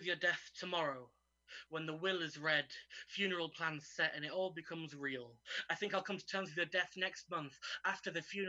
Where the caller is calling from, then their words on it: York, Yorkshire and the Humber, United Kingdom; I'm zooming in from York today